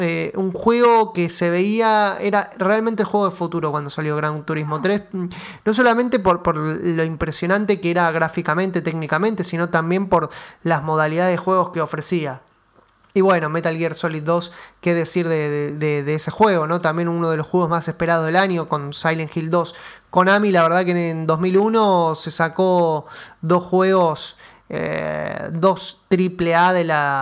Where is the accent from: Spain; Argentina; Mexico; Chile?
Argentina; nuestro país